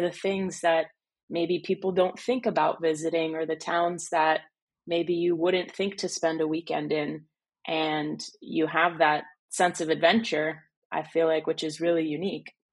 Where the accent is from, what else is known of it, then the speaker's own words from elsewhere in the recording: New Jersey, United States; now in Florida, United States; I didn't grow up in Florida, I grew up in New Jersey